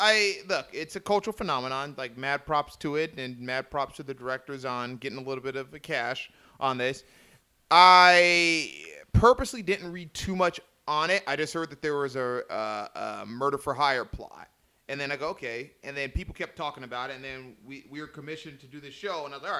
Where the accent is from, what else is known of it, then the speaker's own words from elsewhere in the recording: Oceanside, California, United States; I'm from Oceanside